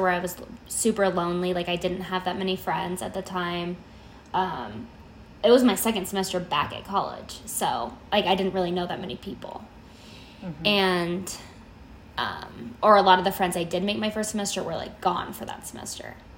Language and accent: English; Las Vegas, Nevada, United States; I'm from Vegas.